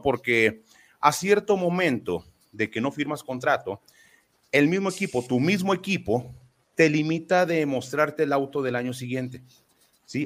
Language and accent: Spanish; Mexico; Contento como mexicano